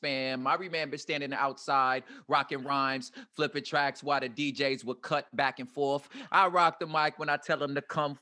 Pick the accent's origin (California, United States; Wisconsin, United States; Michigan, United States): California, United States; As a Californian